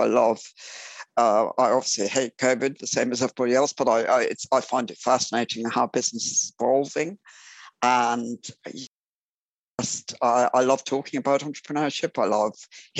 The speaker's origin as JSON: {"language": "English", "region": "England", "country": "United Kingdom", "said": "I am an entrepreneur from England"}